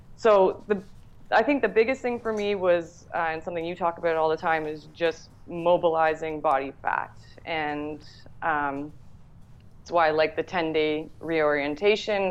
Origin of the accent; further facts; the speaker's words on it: Toronto, Ontario, Canada; also born or lived in Whistler, British Columbia; now in Toronto, Canada; I grew up in the Toronto area and I moved out to uh, Whistler, British Columbia when I was 18